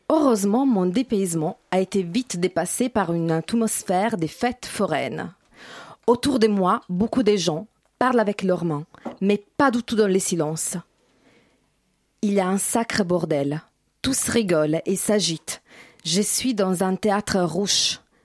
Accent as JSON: {"language": "French", "country": "Italy", "second_language": "French", "moved": "as an adult", "lives_now": "France", "said": "Je viens du faux pays des Dalida, les pays des pâtes et de Romeo Castellucci."}